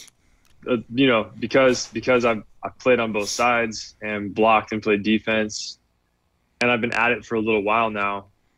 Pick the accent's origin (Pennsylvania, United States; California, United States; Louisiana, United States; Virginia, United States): California, United States; Redlands; now in South Bay, California, United States; I grew up in Redlands, inland